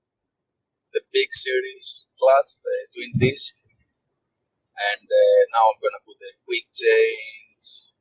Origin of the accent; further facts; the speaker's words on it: Greece; I'm from Greece